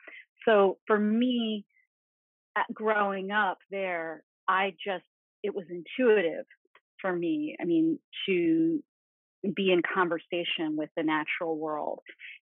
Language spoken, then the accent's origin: English; Malaysian Borneo, Malaysia; I grew up in Borneo, in Malaysian Borneo, which at the time was not terribly developed. It was full of rainforest, This was the 1970s